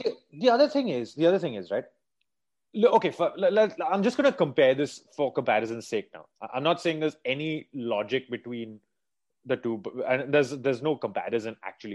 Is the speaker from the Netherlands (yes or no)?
no; India; growing up in India